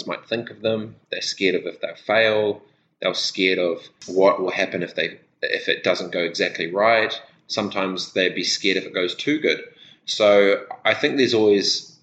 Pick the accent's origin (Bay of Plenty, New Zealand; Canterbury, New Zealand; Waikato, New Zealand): Canterbury, New Zealand; Christchurch; born or raised there; also born or lived in Dargaville, New Zealand / Fiji